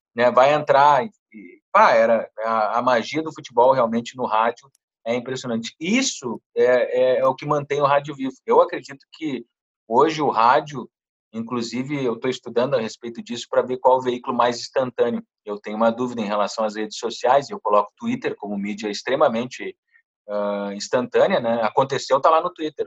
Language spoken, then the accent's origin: Portuguese; Santana do Livramento, Rio Grande do Sul, Brazil; moved away; lá do interior de Santana do Livramento, de onde eu venho